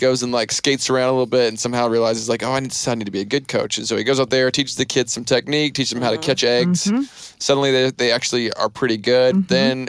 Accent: the South, United States; I was born in the South

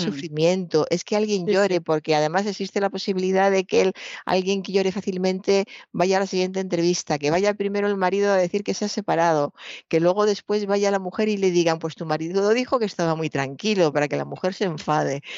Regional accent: Toledo, Castilla-La Mancha, Spain; mi infancia en Toledo

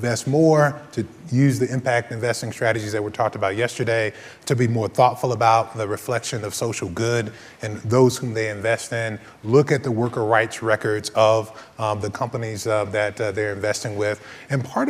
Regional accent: Texas, United States; Texas, my home state

